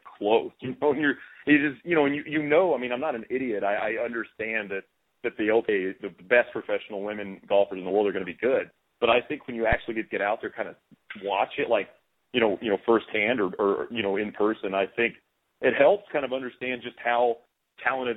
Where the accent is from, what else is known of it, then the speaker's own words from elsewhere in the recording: Marshall, Texas, United States; my hometown golf course in Marshall in East Texas